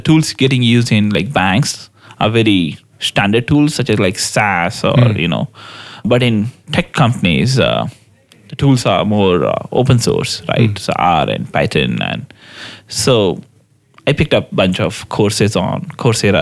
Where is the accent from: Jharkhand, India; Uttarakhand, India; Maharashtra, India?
Maharashtra, India; Mumbai; moved away as an adult; now in United States; I grew up in Bombay, mm-hmm. Mumbai, India